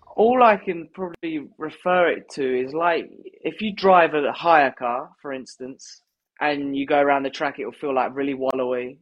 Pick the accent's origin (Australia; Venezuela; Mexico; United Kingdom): United Kingdom; as British riders